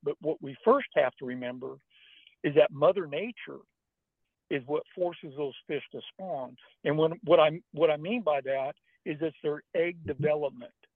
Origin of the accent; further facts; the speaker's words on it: Northern California, United States; I was born and raised in Northern California